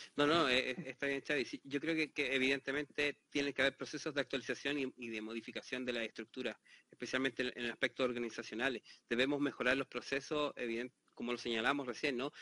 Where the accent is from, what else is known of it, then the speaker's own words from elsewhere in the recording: Chile; la, experiencia que tengo desde Chile, como soy chileno